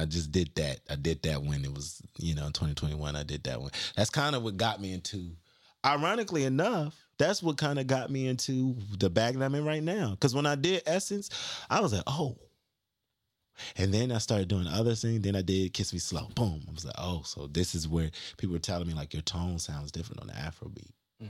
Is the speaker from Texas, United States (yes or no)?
no; North Carolina, United States; because we from North Carolina.